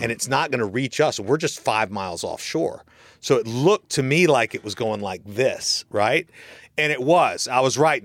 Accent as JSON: {"language": "English", "region": "Florida", "country": "United States", "tie": "born or raised there", "said": "I'm from Florida and I'm you know, I just know this kind of stuff just from growing up in Florida"}